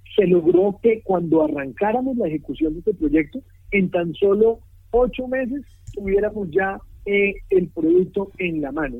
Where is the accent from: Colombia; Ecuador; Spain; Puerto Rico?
Colombia; uno, como colombiano